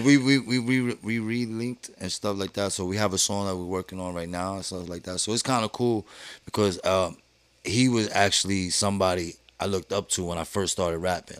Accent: New York City, New York, United States; also born or lived in Manhattan; I was born in Manhattan actually, but uh, raised in Brooklyn

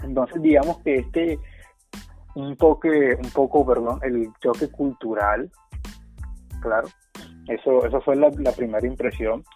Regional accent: Colombia; yo soy estudiante de intercambio, que soy de Colombia

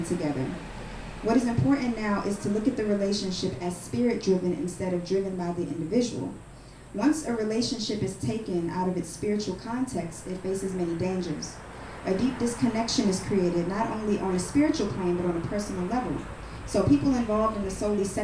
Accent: New York City, New York, United States; also born or lived in Harlem; So I'm originally from the Bronx, New York, but a lot of my cultural influence is from Harlem

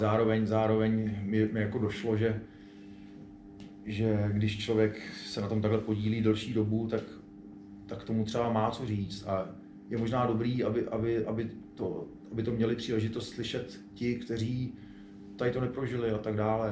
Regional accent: Prague, Czechia; jako Pražák

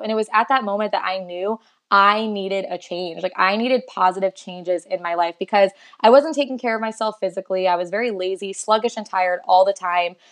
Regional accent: South Florida, United States; moved away as an adult; now in Texas, United States; I am originally from South Florida, but I moved to Texas a little over three years ago

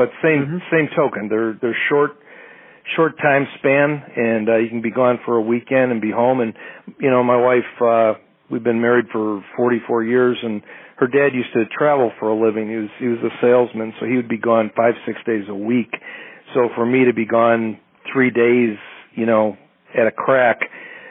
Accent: Wheaton, Illinois, United States; also born or lived in Winfield, Illinois; I grew up here in Wheaton, Illinois, which is right next to Winfield

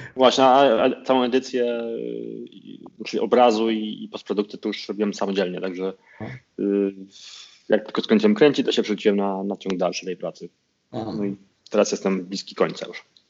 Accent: Konin, Greater Poland, Poland; wychowałem się na piątym osiedlu, bo potem się przeniosłem na Chorzeń

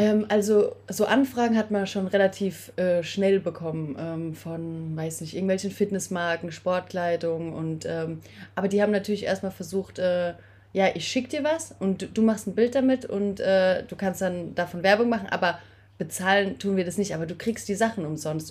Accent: Speyer, Rhineland-Palatinate, Germany; moved away; komme aus dem wunderschönen Speyer, also ähm, mitten in der Weingegend

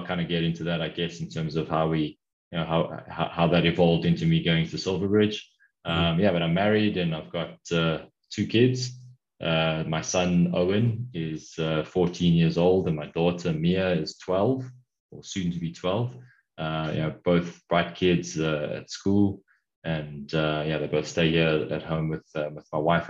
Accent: Pretoria, Gauteng, South Africa; also born or lived in Durban, South Africa / United Kingdom; pretty early on in my life, moved up to a city which is actually the capital of South Africa, which most people, well, not most people, but a lot of people don't know, which is Pretoria. And I went to school here

